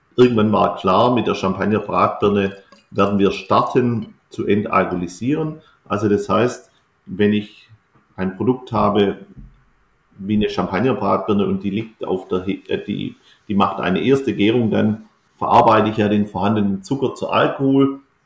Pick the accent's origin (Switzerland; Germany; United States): Germany; Baden-Württemberg; bei uns in Württemberg